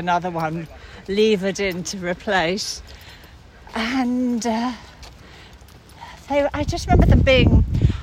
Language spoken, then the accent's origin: English; Somerset, South West England, United Kingdom; also born or lived in Sussex; partly Somerset and partly Sussex